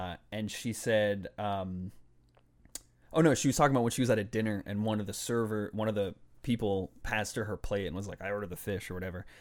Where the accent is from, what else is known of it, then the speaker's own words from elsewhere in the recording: Boston, Massachusetts, United States; also born or lived in Puerto Rico (ancestry); I grew up in Boston